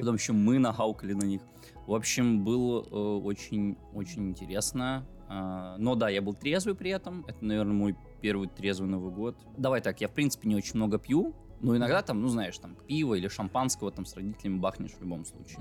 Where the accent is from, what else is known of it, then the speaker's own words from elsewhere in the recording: Belarus; first language Russian; moved away as an adult; now in Russia; я же белорус. Э, универ э, в котором я в итоге учился, прям приехал к нам в город